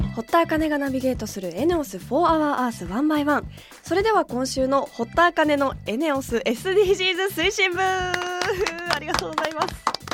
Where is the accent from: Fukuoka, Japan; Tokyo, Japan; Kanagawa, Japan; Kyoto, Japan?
Tokyo, Japan; 私は東京出身